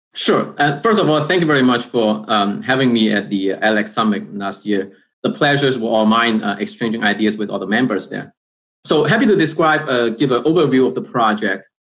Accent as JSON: {"language": "English", "country": "China", "tie": "born or raised there", "moved": "yes", "said": "I was born in China."}